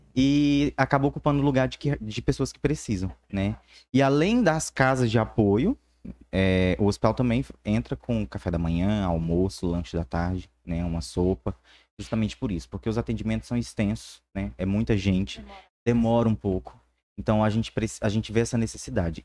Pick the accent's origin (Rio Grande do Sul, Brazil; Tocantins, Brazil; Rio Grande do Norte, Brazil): Tocantins, Brazil; Palmas; also born or lived in Araguaína; Então eu fui criado em Palmas